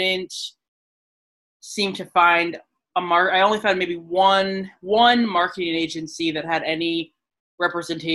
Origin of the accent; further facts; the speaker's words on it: Lewiston, Maine, United States; also born or lived in California / New York City; now in Portland, United States; So me, I was born in California, but I moved here when I was five, so very young. I grew up in Lewiston.